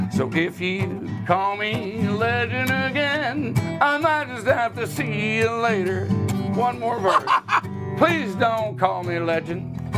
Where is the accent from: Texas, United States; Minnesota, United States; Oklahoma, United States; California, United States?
Texas, United States; Houston; I grew up in Houston